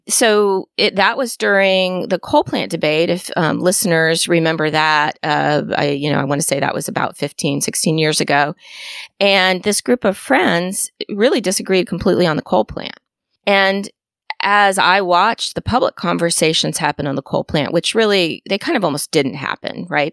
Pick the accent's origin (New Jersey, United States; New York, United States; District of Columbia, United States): District of Columbia, United States; Washington; now in Tallahassee, United States; I grew up in Washington, D C